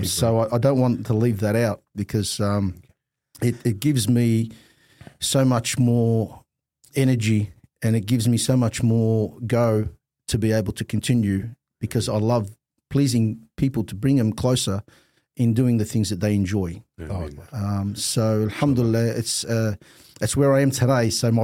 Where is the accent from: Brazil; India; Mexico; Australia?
Australia; I think we grew up, alhamdulillah, with the Islam printed in our hearts.